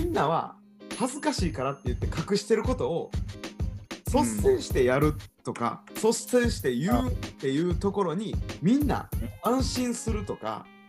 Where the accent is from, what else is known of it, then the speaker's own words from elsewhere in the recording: Kansai, Japan; accent: Kansai dialect; also born or lived in Tokyo; 関西弁喋ってても、はいはい関西人やってるな俺